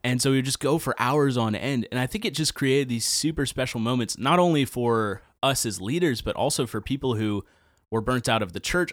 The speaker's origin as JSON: {"language": "English", "town": "Nashville", "region": "Tennessee", "country": "United States", "tie": "born or raised there", "said": "I grew up in Nashville, uh, born and raised"}